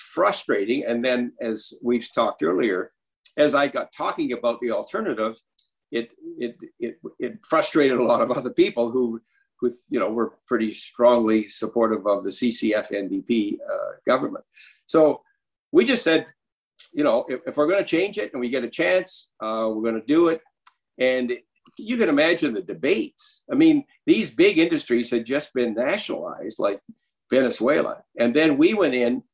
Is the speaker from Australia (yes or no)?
no; Saskatchewan, Canada; also born or lived in Ohio, United States